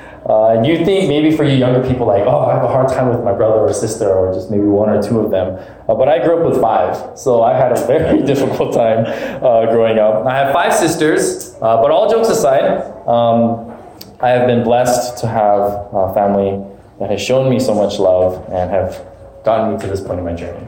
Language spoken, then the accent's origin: English; Alaska, United States; moved away as an adult; now in California, United States; growing up in Alaska most of my life